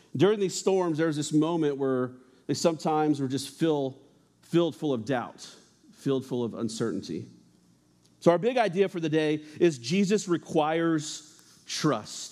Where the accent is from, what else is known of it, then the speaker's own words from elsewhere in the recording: New Mexico, United States; I grew up in New Mexico, uh, and New Mexico backyards, let me tell you, are a little different than Ohio backyards.